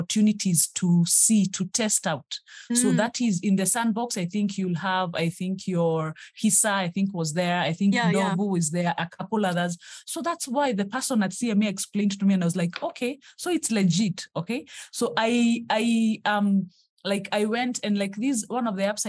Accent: Kenya; I am a Kenyan who is on her journey to financial freedom.

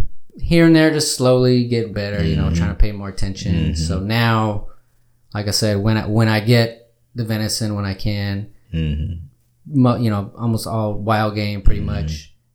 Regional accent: Austin, Texas, United States; when I moved back to Texas, because I grew up here in South Austin. I actually grew up kind of near First and William Cannon.

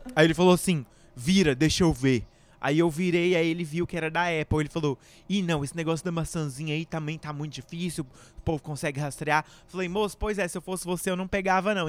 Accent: Rio Verde, Goiás, Brazil; Rio Verde, lá na minha cidade, Goiás

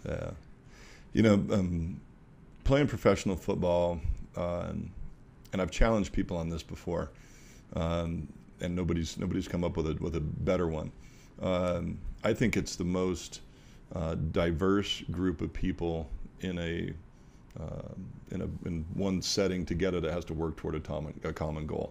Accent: Walla Walla, Washington, United States; the little town I grew up in, Walla Walla, Washington

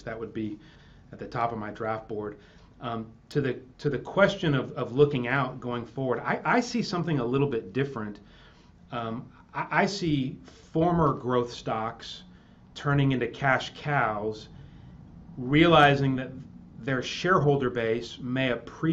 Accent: Texas, United States; I'm from Texas.

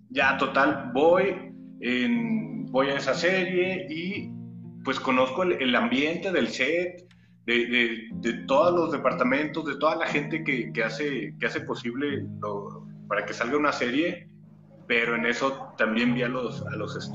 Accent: Torreón, Coahuila, Mexico; also born or lived in Mexico City; nací en la Ciudad de México, pero a los meses me llevaron a, Torreón, a la comarca lagunera. Eh, y pues sí, ahí nací, eh, ahí me formé, ahí eh, soy, nunca digo que soy de, la capital, siempre digo que soy de, Torreón, que soy lagunero

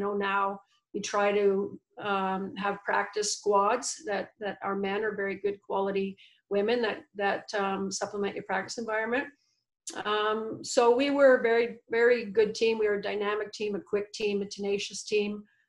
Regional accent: Quebec, Canada; also born or lived in Ontario / New Jersey; now in Vancouver, Canada; Well, I was a Quebec, Ontario, and New Jersey product. So that's where I lived before I moved out to Vancouver.

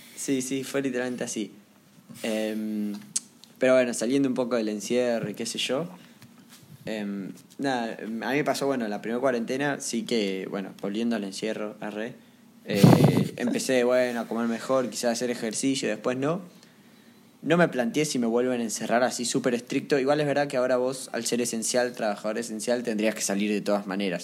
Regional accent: Argentina

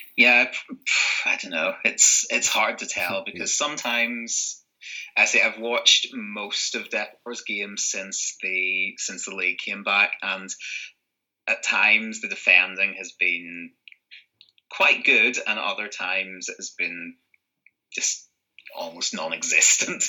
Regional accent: Northern Ireland, United Kingdom; moved away as an adult; also born or lived in Santiago de Compostela, Spain; now in Madrid, Spain; I grew up in Northern Ireland.

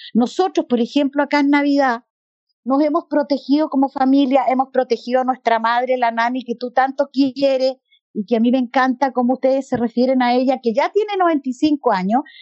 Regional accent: Chile; la forma como en Chile tratamos las campañas

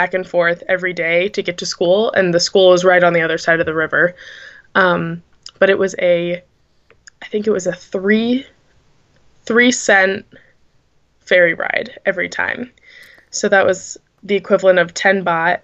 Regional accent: United States; also born or lived in Thailand / Texas; I was born in Texas, but I moved right as I turned like 6 months old.

